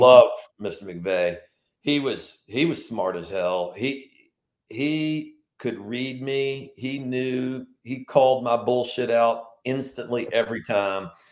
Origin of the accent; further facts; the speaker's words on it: Richmond, Virginia, United States; moved away as an adult; now in Charleston, United States; a Southern boy growing up in Richmond, the capital of Confederacy, where I grew up in Eastern Hanover